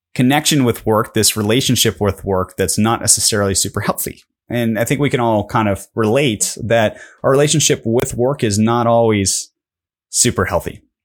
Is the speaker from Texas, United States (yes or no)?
no; Pittsburgh, Pennsylvania, United States; I'm from Pittsburgh